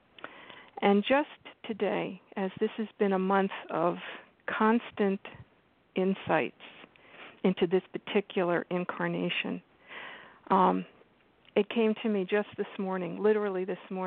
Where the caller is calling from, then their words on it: New York, United States; I'm calling from New York.